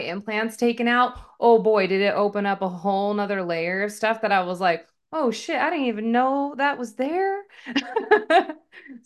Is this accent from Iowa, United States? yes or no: no; Washington, United States; now in Phoenix, United States; So I'm originally from Washington State, born and raised. Lived about 40 minutes north of downtown Seattle